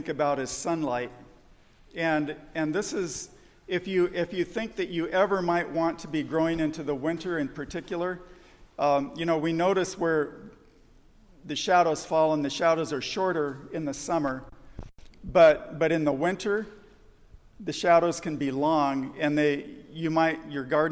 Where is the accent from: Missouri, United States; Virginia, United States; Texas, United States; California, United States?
California, United States; Southern; I grew up in Southern California